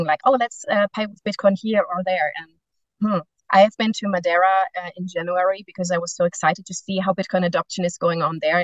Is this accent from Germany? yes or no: yes; Germany; now in Spain; I'm from Germany, I live in Spain